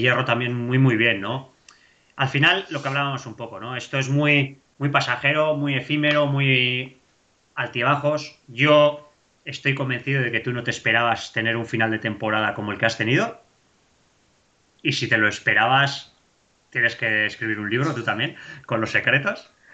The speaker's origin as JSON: {"language": "Spanish", "region": "Basque Country", "country": "Spain", "said": "yo siempre he dicho que yo soy vasco, joder, yo, yo para mí soy vasco"}